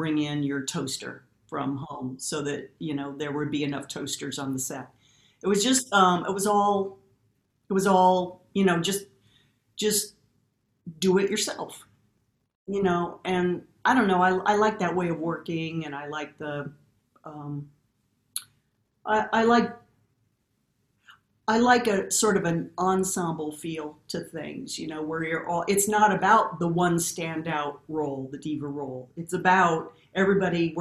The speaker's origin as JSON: {"language": "English", "region": "Midwest", "country": "United States", "tie": "born or raised there", "moved": "yes", "said": "growing up in the Midwest"}